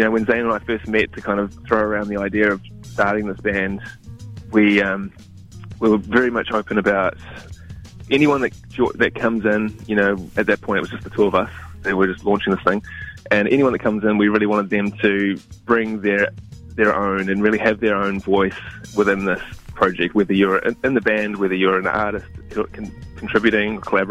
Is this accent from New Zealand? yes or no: yes; New Zealand; moved away; also born or lived in Toronto, Canada / Melbourne, Australia; we're a Kiwi band, right? Three-quarters Kiwi